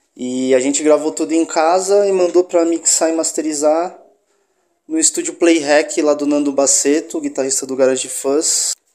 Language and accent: Portuguese; Baixada Santista, São Paulo, Brazil; moved away as an adult; now in São Paulo, Brazil; tanto eu quanto ele somos da Baixada Santista